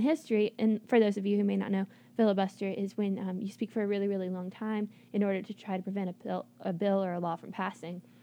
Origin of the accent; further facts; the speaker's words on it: United States; as an American